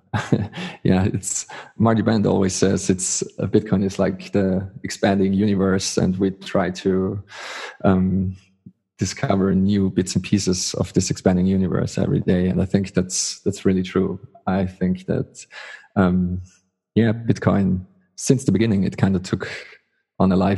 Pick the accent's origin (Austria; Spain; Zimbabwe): Austria; I'm from Austria.